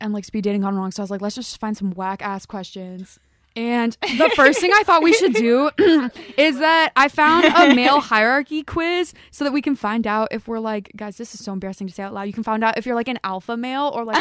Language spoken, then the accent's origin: English; Cheboygan, Michigan, United States; I'm from Sheboygan